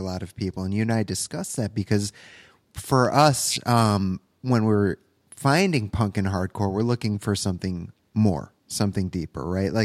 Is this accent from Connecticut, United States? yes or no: yes; Connecticut, United States; we're both from Connecticut